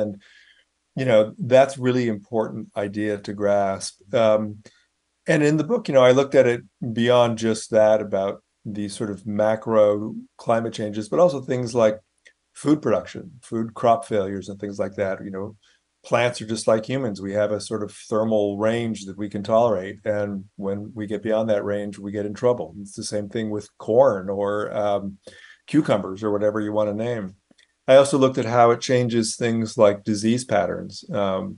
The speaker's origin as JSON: {"language": "English", "town": "Sunnyvale", "region": "California", "country": "United States", "tie": "born or raised there", "also_born_or_lived": "Palo Alto / New York City", "moved": "yes", "said": "I grew up in the Bay Area, you know, born in Palo Alto, grew up in Sunnyvale"}